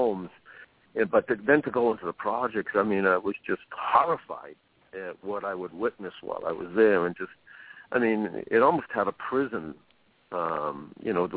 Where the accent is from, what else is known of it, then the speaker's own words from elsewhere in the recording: Boston, Massachusetts, United States; I grew up in Roxbury and went to Mission High